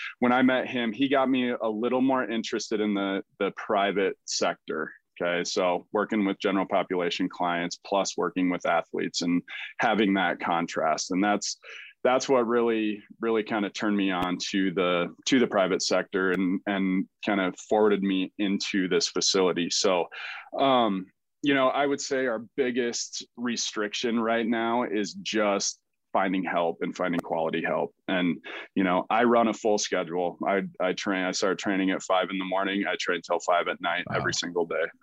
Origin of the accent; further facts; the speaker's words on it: Des Moines, Iowa, United States; I'm not originally from this area. I'm originally from Des Moines, Iowa, right down by there